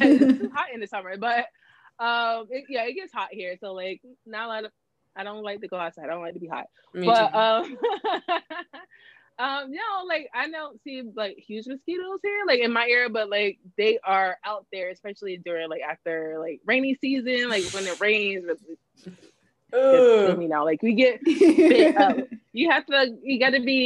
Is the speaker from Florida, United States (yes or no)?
yes; Florida, United States; moved away; in my town, there, like my hometown